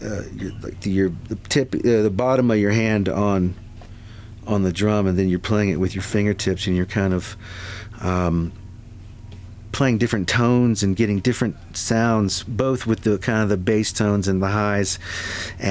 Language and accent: English; Fredericksburg, Virginia, United States; I'm from Fredericksburg, which is 50, 60 miles south of D.C.